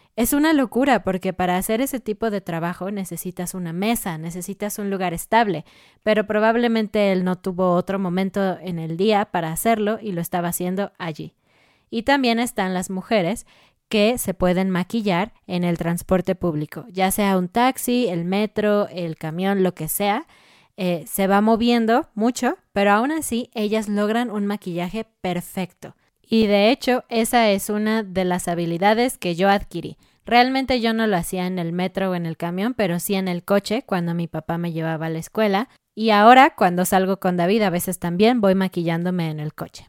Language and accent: Spanish; Mexico City, Mexico; moved away as an adult; now in Querétaro, Mexico; nosotros somos de Ciudad de México, una gran, gran ciudad. Y ahora nosotros estamos en la ciudad de Querétaro